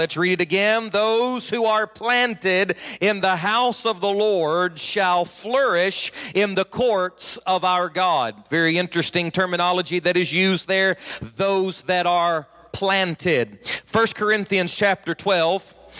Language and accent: English; Hamilton, United States; I'm from Hamilton. Mandy and I are from Hamilton. That's 3,000 people